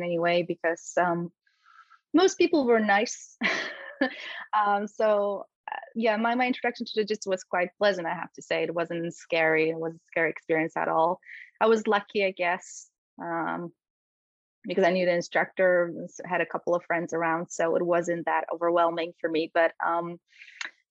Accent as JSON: {"language": "English", "country": "Poland", "tie": "born or raised there", "second_language": "English", "moved": "yes", "said": "I grew up in Poland, and this is where I actually started my martial arts journey"}